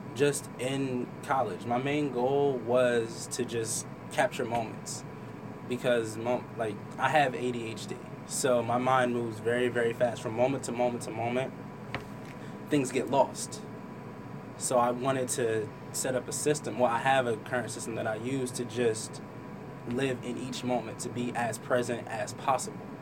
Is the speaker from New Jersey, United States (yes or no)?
yes; Trenton, New Jersey, United States; also born or lived in Hamilton, New Jersey; Grew up in Trenton with my mom and well, my mom and dad